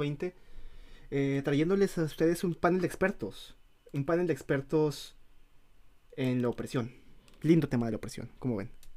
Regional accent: Mexico; moved away; siendo mexicanos

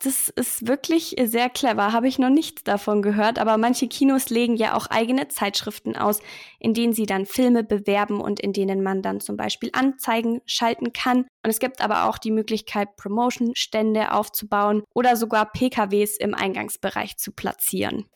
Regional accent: Augsburg, Bavaria, Germany; Ich wollte unbedingt hier in Augsburg studieren, weil es meine Heimat ist. Ich wohne hier in der Nähe.

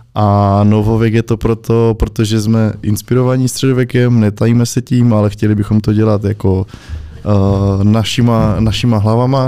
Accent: Opava, Moravian-Silesian Region, Czechia; moved away as an adult; now in Prague, Czechia; jsem prostě od Opavy

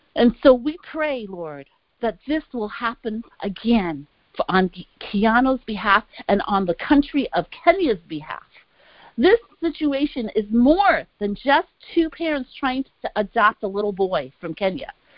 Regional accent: New York City, New York, United States; I grew up in Brooklyn, New York

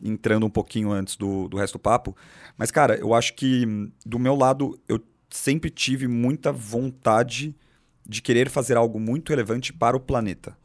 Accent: São Paulo, Brazil; São Paulo, capital, nascido e crescido aqui, aqui do lado

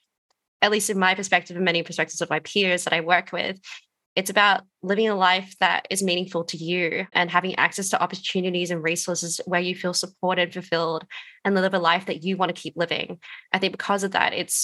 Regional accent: Wadjuk Noongar land, Western Australia, Australia; moved away; I'm calling in from Solomon Warrandry land today, but I'm originally from the land of the Wadjuk Noongar people over in WA

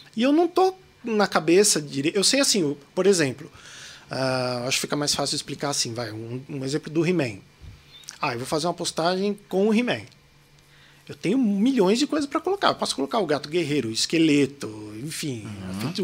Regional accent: Mogi das Cruzes, São Paulo, Brazil; accent: paulista; also born or lived in São Caetano do Sul; now in São Paulo, Brazil; sou nascido em São Caetano do Sul, fui, cresci a minha infância inteira em Mogi das Cruzes

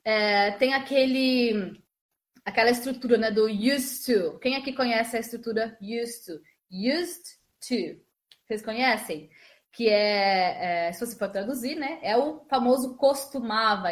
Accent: Osasco, São Paulo, Brazil; eu sou de Osasco, Jefferson, nasci em Osasco

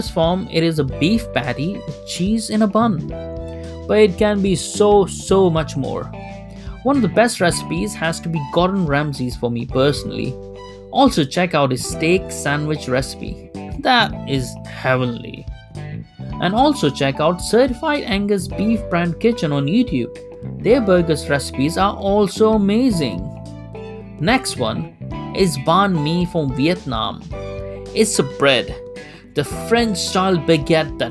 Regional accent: Kuwait; something I grew up with in Kuwait

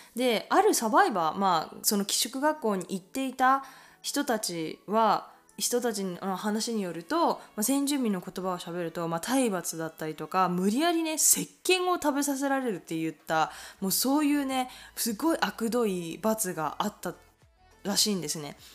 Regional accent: Japan; now in Canada; 日本で生まれたので

